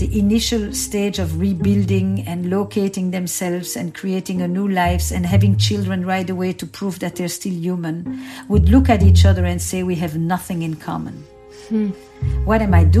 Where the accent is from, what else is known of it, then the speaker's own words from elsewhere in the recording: Antwerp, Flanders, Belgium; I grew up in Antwerp, in Belgium, in a community that was all Jewish Holocaust survivors